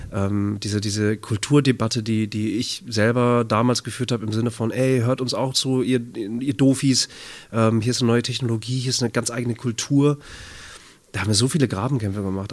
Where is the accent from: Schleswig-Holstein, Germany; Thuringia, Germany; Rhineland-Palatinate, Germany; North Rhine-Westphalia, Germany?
North Rhine-Westphalia, Germany; Bad Oeynhausen; now in Hamburg, Germany; In Bad Oeynhausen. Kleiner Kurort, äh, nördliches Nordrhein-Westfalen. Das ist meine Heimat, da bin ich aufgewachsen.